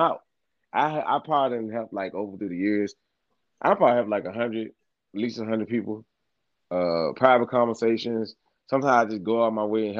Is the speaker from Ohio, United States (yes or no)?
no; Virginia, United States; I'm from Virginia, y'all